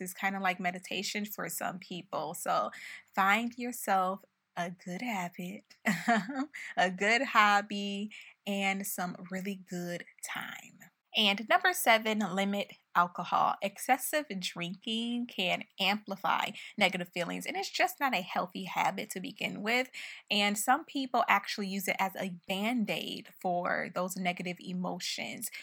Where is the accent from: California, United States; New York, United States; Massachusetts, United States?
New York, United States; Buffalo; moved away as an adult; we moved to Buffalo, my hometown, for the rest of the year because of the pandemic